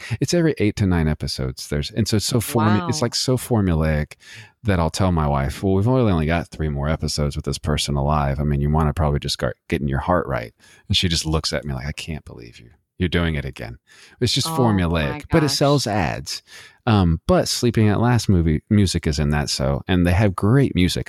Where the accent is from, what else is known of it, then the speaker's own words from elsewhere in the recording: Texas, United States; And we're both from Texas, both from the nasty, dirty desert of Texas.